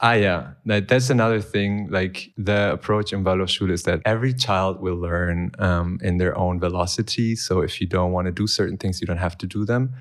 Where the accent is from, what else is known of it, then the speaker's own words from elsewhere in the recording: Germany; now in Berlin, Germany; I was born in Germany